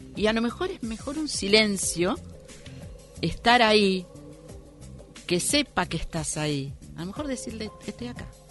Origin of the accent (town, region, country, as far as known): Argentina